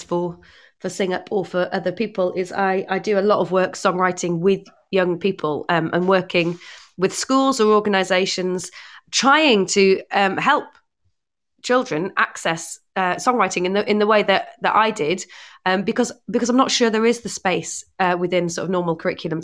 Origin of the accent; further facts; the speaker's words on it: Northumberland, North East England, United Kingdom; I grew up in Northumberland